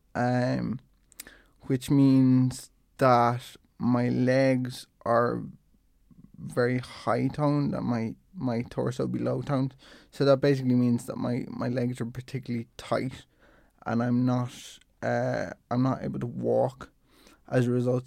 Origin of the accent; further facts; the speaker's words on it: Dublin, Leinster, Ireland; I'm from, I'm from Dublin